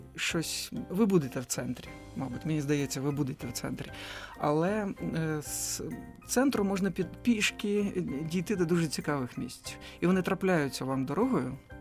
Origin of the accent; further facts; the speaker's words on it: Odesa, Odesa Oblast, Ukraine; moved away; як для мешканця Одеси, який зростав в Одесі